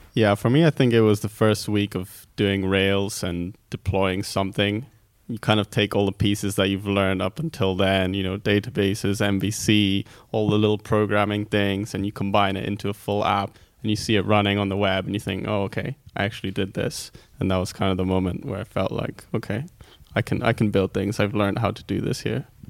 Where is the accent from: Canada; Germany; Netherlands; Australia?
Netherlands; also born or lived in Greece; now in United Kingdom; I'm from Greece, grew up in Holland, and then came to the UK